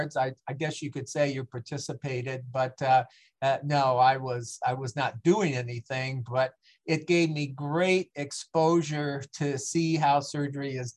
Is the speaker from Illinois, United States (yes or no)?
yes; Aurora, Illinois, United States; moved away as an adult; also born or lived in Centralia, Illinois / Clinton, Illinois; moved into Aurora, Illinois in 1957, and basically grew up there, which is about 40 miles west of Chicago.